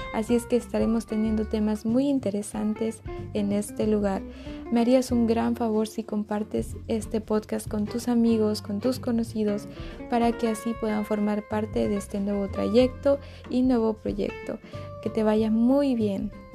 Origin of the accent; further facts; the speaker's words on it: Mexico; soy originaria de México